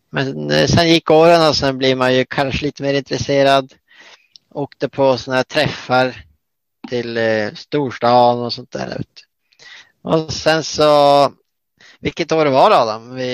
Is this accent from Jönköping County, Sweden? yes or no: no; Slussfors, Västerbotten County, Sweden; Vi var ju eh, bara några få ungdomar i Slussfors där vi kommer ifrån.